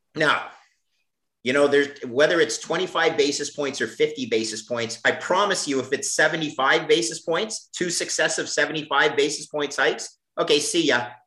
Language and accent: English; Canada; I'm Canadian